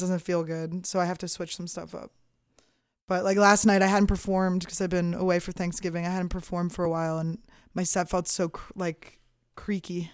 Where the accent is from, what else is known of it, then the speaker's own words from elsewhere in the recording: Philadelphia, Pennsylvania, United States; moved away as an adult; also born or lived in New Mexico / New York / Montreal; I'm from Philadelphia